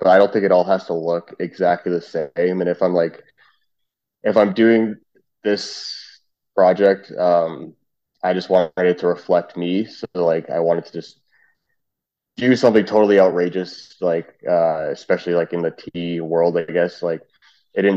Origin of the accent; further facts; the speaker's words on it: Canada; also born or lived in Trinidad and Tobago; we're both Canadian